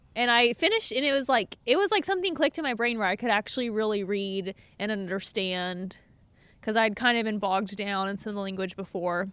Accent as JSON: {"language": "English", "town": "Eagle Lake", "region": "Texas", "country": "United States", "tie": "born or raised there", "said": "I was born and raised in Eagle Lake, Texas, about a mi, uh, an hour southwest of Houston"}